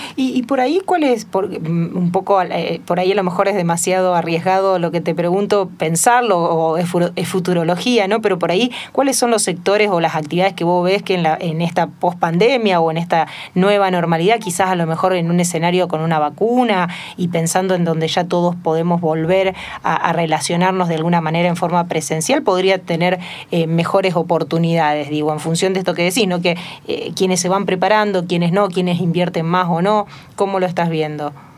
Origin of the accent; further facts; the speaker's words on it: Argentina; un país eh, como la Argentina